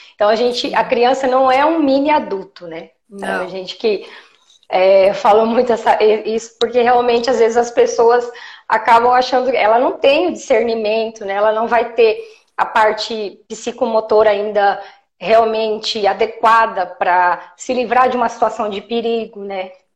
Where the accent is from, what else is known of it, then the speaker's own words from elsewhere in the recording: Jundiaí, São Paulo, Brazil; eu sou de Jundiaí, eu atendo Jundiaí, Campinas e região também